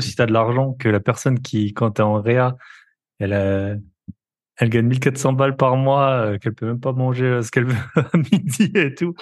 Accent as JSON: {"language": "French", "area": "the East", "region": "eastern France", "country": "France", "accent": "eastern French", "said": "On est de l'Est. On a à peu près le même accent"}